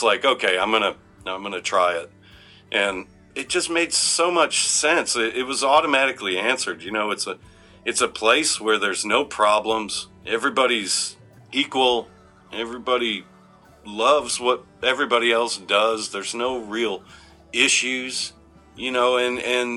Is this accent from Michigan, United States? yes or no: yes; Detroit, Michigan, United States; moved away; we're from Detroit.